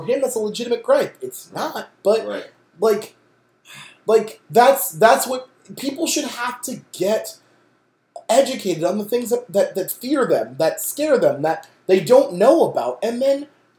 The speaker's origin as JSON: {"language": "English", "area": "Bloom", "region": "Pennsylvania", "country": "United States", "said": "I'm from Bloom, PA."}